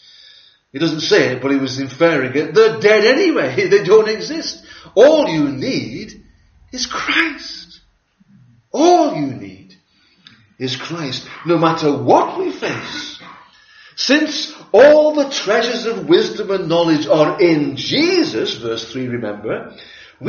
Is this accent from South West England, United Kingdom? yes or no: no; Liverpool, North West England, United Kingdom; Growing up in Liverpool